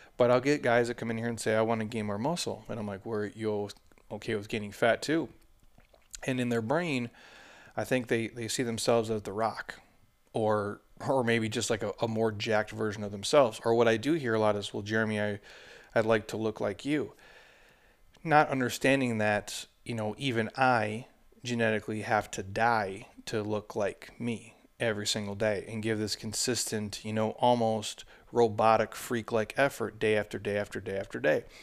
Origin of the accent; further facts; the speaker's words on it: Minnesota, United States; I'm from Minnesota